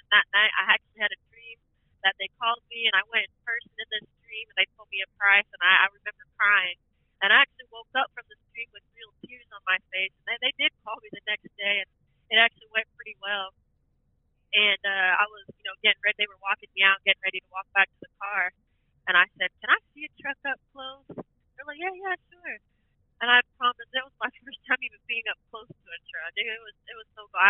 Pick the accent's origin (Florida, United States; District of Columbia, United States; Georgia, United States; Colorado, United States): Florida, United States; Riverview; being born and raised in Florida